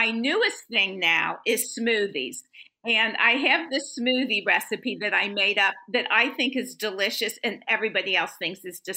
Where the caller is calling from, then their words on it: Tampa, Florida, United States; Uh, sunny Tampa, Florida.